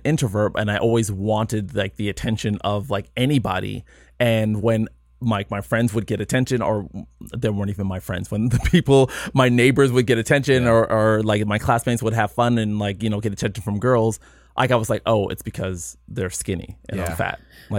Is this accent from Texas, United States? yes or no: no; San Jose, California, United States; also born or lived in Alabama / London / Nigeria; I was born in Alabama, when I was two, I moved to London. When I was four, I moved to Nigeria, but I was pretty much raised in San Jose.